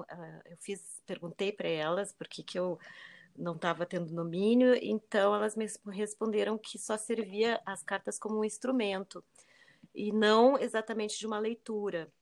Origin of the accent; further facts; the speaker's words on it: Rio Grande do Sul, Brazil; eu sou gaúcha e, e lá no sul